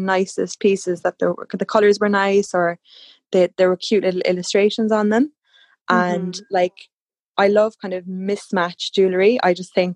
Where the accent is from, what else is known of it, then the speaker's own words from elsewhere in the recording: Cork, Munster, Ireland; I'm from Cork, County Cork in Ireland